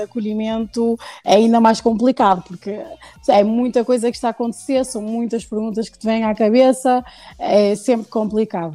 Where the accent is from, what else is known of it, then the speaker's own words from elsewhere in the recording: Porto, Norte, Portugal; also born or lived in Lisbon; nasci em Lisboa, uhum. mas já moro no Porto desde os 4 anos, por isso já sou praticamente uh, do Porto.